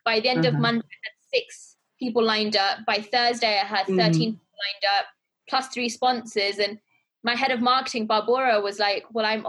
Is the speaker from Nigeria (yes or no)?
no; Pakistan; being a Pakistani girl, I had a quite strict upbringing.